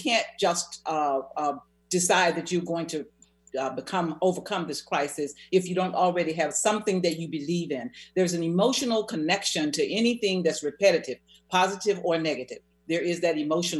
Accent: the South, United States; I'm from the South

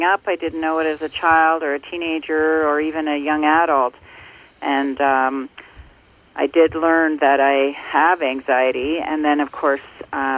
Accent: Ontario, Canada; I grew up in Ontario, and I now live in Muskoka in Ontario as well

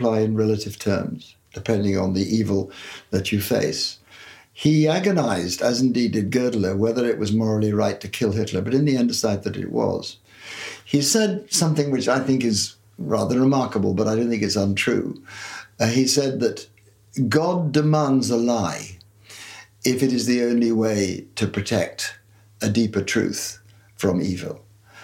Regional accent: Belfast, Northern Ireland, United Kingdom; moved away; growing up in Belfast, I can remember thinking this even at the age of 11 or 12

